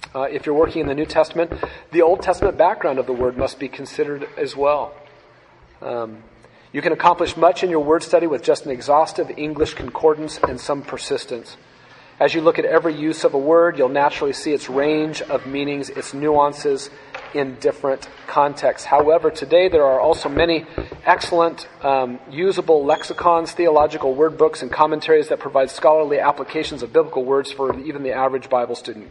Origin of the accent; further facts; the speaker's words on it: United States; growing up in the United States of America